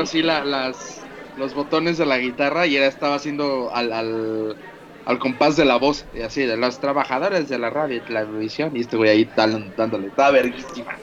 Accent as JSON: {"language": "Spanish", "country": "Mexico", "said": "como somos los mexicanos"}